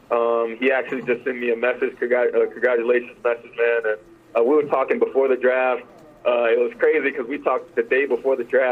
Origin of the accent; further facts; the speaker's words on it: Nashville, Tennessee, United States; my hometown where I grew up, where I went to school